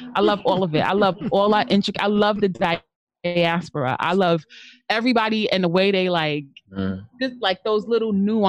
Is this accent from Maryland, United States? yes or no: no; Long Island, New York, United States; I'm from Long Island.